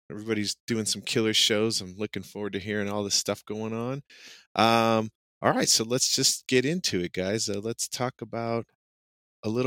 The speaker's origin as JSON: {"language": "English", "country": "United States", "said": "as an American growing up watching Star Wars and Dune"}